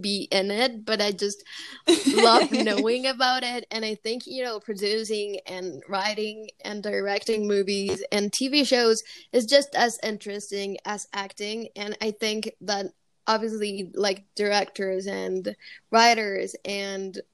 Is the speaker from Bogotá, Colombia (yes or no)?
no; Medellín, Antioquia, Colombia; first language Spanish; English is a second language; I was born in Medellin, and it's where I currently lived. And I've lived here my whole life.